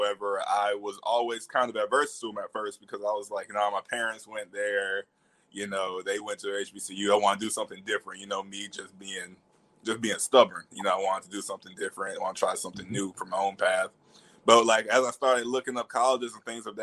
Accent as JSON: {"language": "English", "town": "Tuscaloosa", "region": "Alabama", "country": "United States", "tie": "born or raised there", "also_born_or_lived": "North Carolina", "moved": "as an adult", "said": "I'm originally from Tuscaloosa, Alabama. So I was born and raised there."}